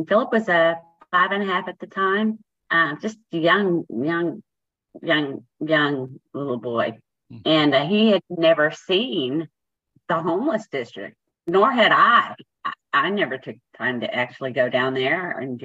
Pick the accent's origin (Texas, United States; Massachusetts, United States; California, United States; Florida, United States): Texas, United States; Keller; I'm from Keller, Texas